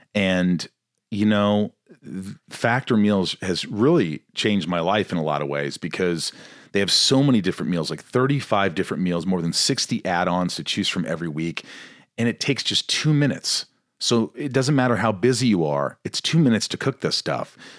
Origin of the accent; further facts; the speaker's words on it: Newburgh, Indiana, United States; I grew up in a small town called Newburgh, near Evansville, Indiana.